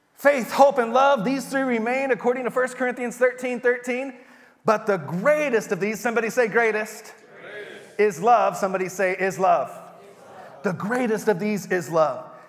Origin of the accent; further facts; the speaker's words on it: Texas, United States; moved away; we're from Texas